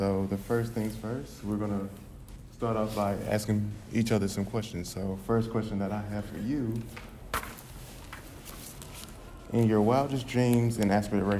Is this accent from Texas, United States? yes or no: yes; Dallas, Texas, United States; I came from South Oak Cliff and it's pretty much like majority black.